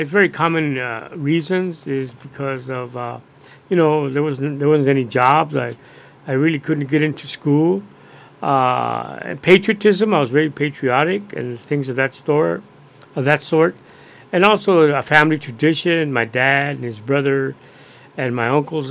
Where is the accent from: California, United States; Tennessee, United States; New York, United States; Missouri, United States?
California, United States; Corcoran; my hometown of Corcoran, California